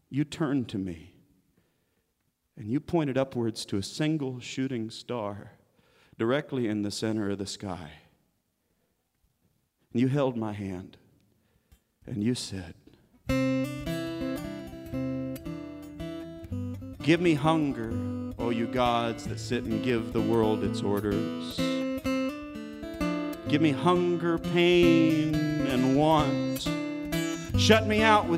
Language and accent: English; Kansas, United States; now in Arkansas, United States; I'm proudly from Kansas